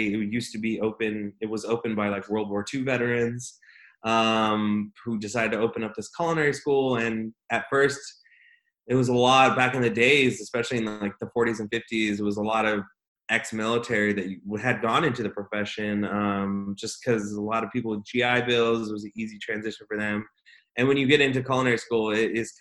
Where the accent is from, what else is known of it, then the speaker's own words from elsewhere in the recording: Visalia, California, United States; also born or lived in West Covina, California; now in Austin, United States; I was ended up being raised, though, in the Central Valley of California, specifically in a little town called Visalia, California